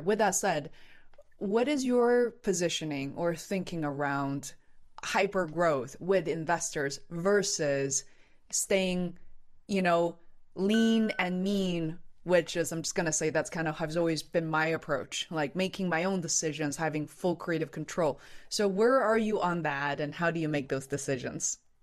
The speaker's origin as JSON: {"language": "English", "region": "Beijing", "country": "China", "moved": "yes", "lives_now": "Boston, United States", "said": "I'm originally from Beijing and I'm now based in Boston."}